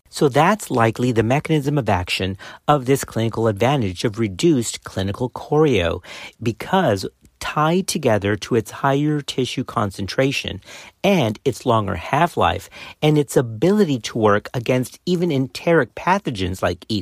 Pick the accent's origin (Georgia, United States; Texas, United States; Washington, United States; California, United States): Texas, United States; Baylor College of Medicine here in Texas. So it's a shout-out to my home state